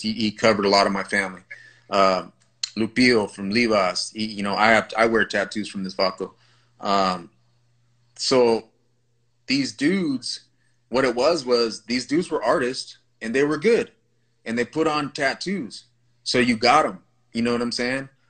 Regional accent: California, United States; I grew up in the Vadio homes in California, Califas

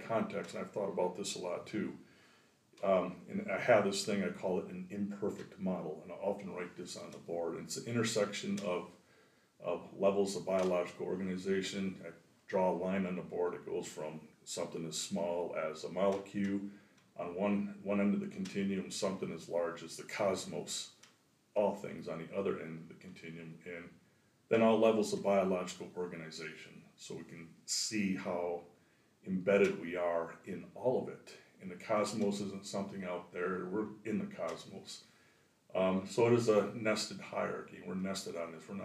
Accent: just north of Grand Rapids, Michigan, United States; also born or lived in South Dakota / Minnesota; now in Paul Smiths, New York, United States; I'm originally from Michigan, and I grew up just north of Grand Rapids, Michigan

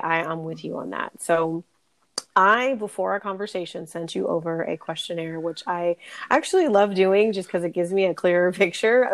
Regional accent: California, United States; also born or lived in North Carolina / Dallas, Texas; growing up in California

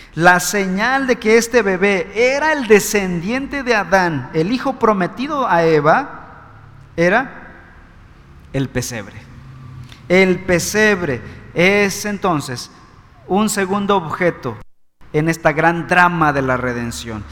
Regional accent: Mexico

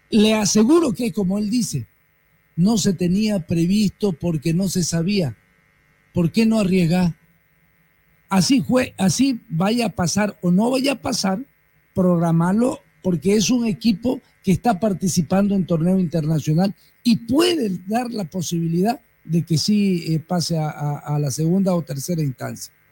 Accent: Bolivia

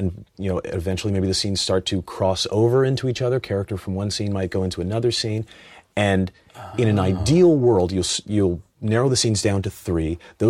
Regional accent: Cleveland, Ohio, United States; Yeah, I was a big, you know, Indians fan. I grew up in Cleveland.

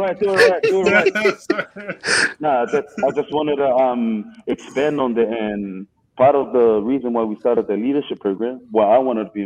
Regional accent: Auckland, New Zealand; I grew up in Mount Roskill. I'm a Central brother

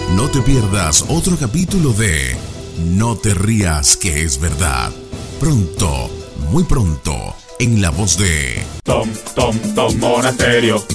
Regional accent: Venezuela; lo que en Venezuela llamábamos picó

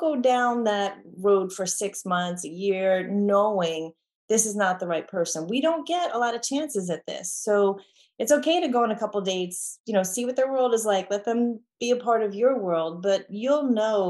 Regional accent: New York, United States; now in Texas, United States; I grew up in New York. I'm in Texas

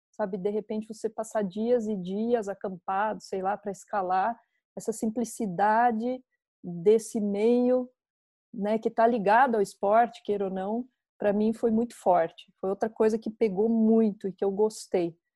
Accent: Botucatu, São Paulo, Brazil; moved away as an adult; also born or lived in São Carlos / Curitiba; Eu sou de Botucatu.

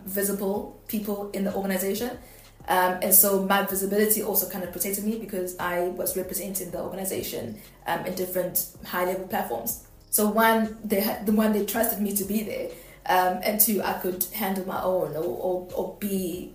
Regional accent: South Africa; I'm black and I'm South African

